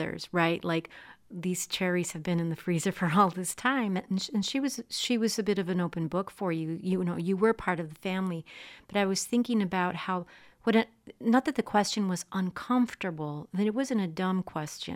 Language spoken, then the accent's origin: English; Texas-Mexico border, United States; I'm from the Texas-Mexico border